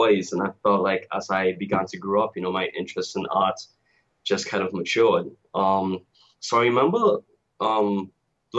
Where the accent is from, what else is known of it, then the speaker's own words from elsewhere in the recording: Tobago, Trinidad & Tobago; I'm originally from Trinidad and Tobago. And for those who don't know, that's a twin island republic. It's the last two islands in the Caribbean chain. We have a population of maybe 1.3 million. And I grew up in Tobago